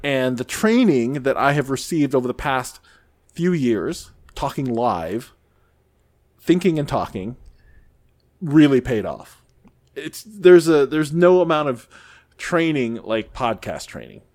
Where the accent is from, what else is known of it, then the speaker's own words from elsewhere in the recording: near St. Louis, Missouri, United States; I lived, I grew up near Saint Louis